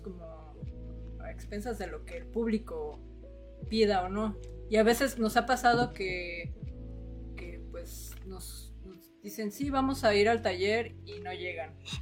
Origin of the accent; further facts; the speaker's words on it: Mexico City, Mexico; now in Cuernavaca, Mexico; yo no soy de acá de Cuernavaca, yo soy de la Ciudad de México